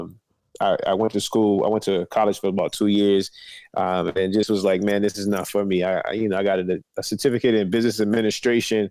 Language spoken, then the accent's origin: English; Annapolis, Maryland, United States; I'm from Annapolis, Maryland, man. Right, it's right between Baltimore and D.C., the capital of Maryland, born and raised